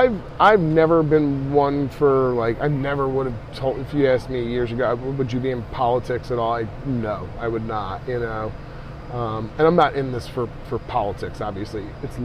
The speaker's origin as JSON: {"language": "English", "town": "Philadelphia", "region": "Pennsylvania", "country": "United States", "tie": "born or raised there", "also_born_or_lived": "Feasterville, Pennsylvania", "moved": "as an adult", "lives_now": "Lansdale, United States", "said": "So I grew up in Northeast Philly and in the suburbs just outside of Northeast Philly. My parents are from Fox Chase area. My whole family's pretty much from Fox Chase area originally."}